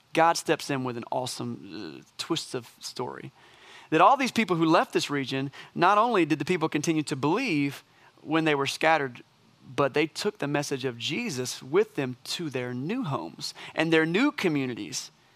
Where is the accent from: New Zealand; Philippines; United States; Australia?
United States; As American Christians